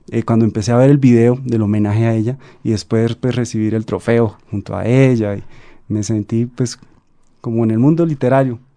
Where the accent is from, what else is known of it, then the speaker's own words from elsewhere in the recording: Santander, Colombia; yo estaba haciendo como un, viaje familiar eh, en Bucaramanga, yo soy de Santander